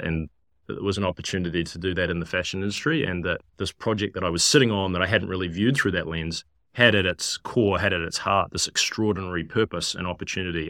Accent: New Zealand; moved away as an adult; also born or lived in London / San Francisco; growing up in New Zealand, land of lots of sheep

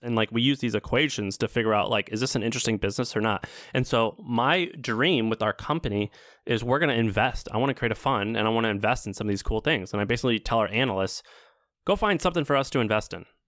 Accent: Missouri, United States; moved away; I'm from Missouri

